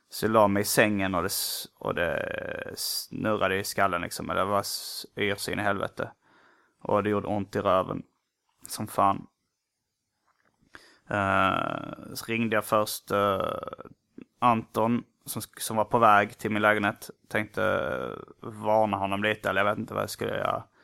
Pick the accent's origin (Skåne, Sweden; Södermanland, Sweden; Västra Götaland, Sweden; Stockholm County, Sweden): Västra Götaland, Sweden; Gothenburg; Som det heter där jag kommer ifrån. Donuts i USA och i Göteborg. I Göteborg är munkar uh, mums-mums.